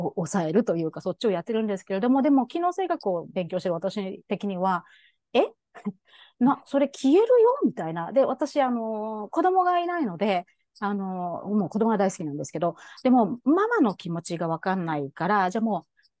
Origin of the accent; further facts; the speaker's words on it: Shizuoka, Japan; moved away as an adult; also born or lived in United States; now in Hawaii, United States; 生まれも育ちも静岡県なんですけれども